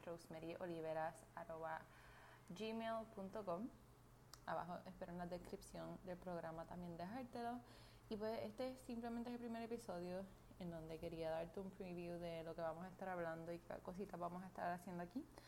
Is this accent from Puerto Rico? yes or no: yes; Puerto Rico; soy puertorriqueña